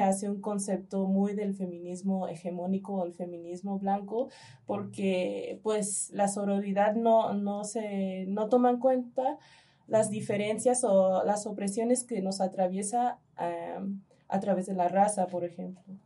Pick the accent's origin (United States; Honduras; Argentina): United States; now in Mexico; en Estados Unidos, en mi país, más yo nací en Estados Unidos